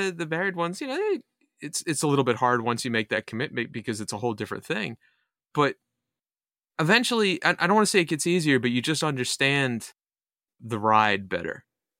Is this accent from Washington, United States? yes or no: no; Connecticut, United States; also born or lived in New York, United States / Massachusetts, United States; My wife was raised in Australia and Montana, and I'm from Connecticut and New York and Massachusetts and stuff.